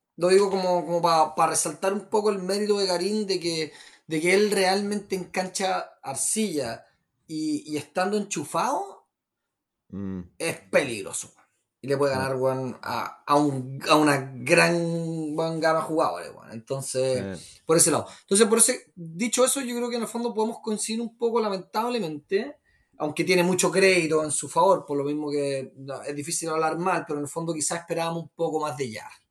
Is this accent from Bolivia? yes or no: no; Chile; moved away as an adult; also born or lived in United States / Cuba; somos, somos, chilenos, no tenemos los fríos de menos 14, pero nuestro invierno es relativamente más o menos crudo